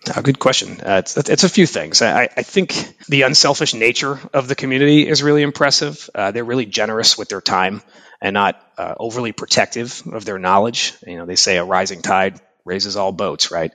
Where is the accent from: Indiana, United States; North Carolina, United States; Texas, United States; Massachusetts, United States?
Massachusetts, United States; Boston; also born or lived in Japan; I've been living in, in and around Boston, Massachusetts most of my life, apart from a few years working in Japan as an English teacher and traveling